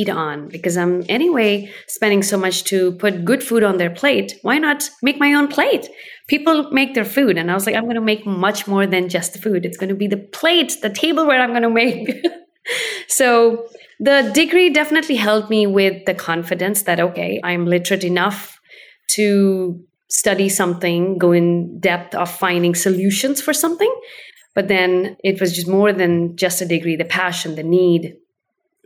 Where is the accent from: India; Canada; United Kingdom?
India; now in Oregon, United States; I was born in India and I did eat on leaves while I was growing up